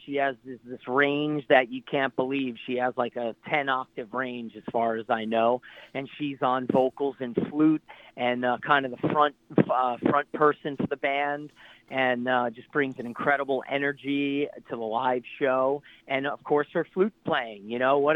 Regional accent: New Jersey, United States; my hometown area in New Jersey

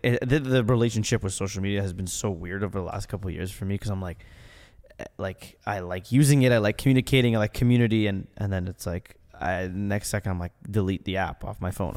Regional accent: Ottawa, Ontario, Canada; I'm from Ottawa.

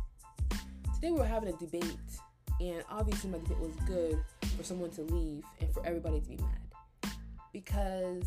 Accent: United States; also born or lived in Nigeria; I'm Nigerian. So basically, I'm Nigerian American. I came here when I was like very young. I was like 2 years old. I was a baby. And I was raised here for the rest of my life after

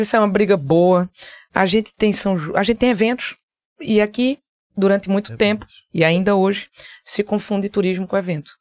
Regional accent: Caruaru, Pernambuco, Brazil; also born or lived in Recife; Eu saí de Caruaru com 14 anos para vir morar no Recife para fazer faculdade

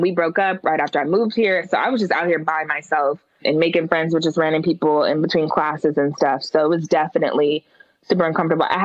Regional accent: the West, United States; just meaning that I come from the West, right? So just the things that we do, the way that we talk, my vernacular, just my accent, all these different things that people were making fun of me for.

